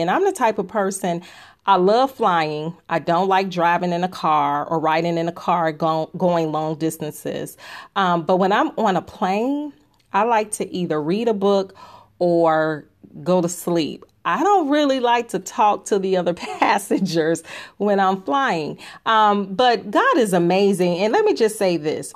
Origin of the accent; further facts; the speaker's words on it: Chicago, Illinois, United States; I am from Chicago. I am a Southside girl.